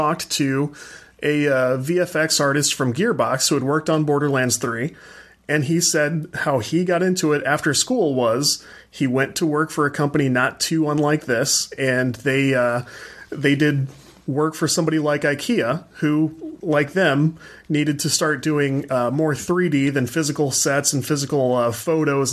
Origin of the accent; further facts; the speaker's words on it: St. Louis, Missouri, United States; I'm from the States. I'm from the St. Louis area down here